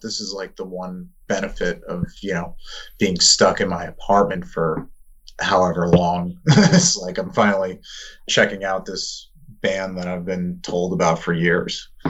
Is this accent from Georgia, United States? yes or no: no; Long Island, New York, United States; now in Queens, United States; we're from Long Island, but I live in like Queens